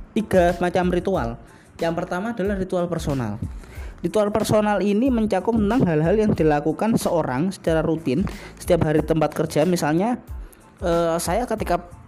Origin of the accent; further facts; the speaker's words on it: Surabaya, East Java, Indonesia; di kampung saya, di Jawa Timur, di kampung saya, di Surabaya